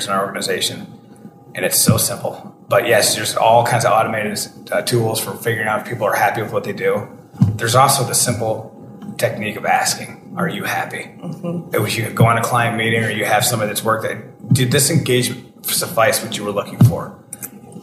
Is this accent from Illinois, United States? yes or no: no; Detroit, Michigan, United States; I'm from Detroit